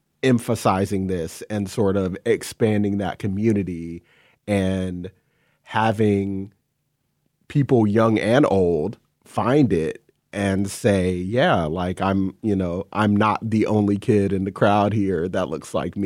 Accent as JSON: {"language": "English", "region": "North Carolina", "country": "United States", "moved": "yes", "lives_now": "Seattle, United States", "said": "I came from North Carolina, where nobody I knew who was black listened to this music"}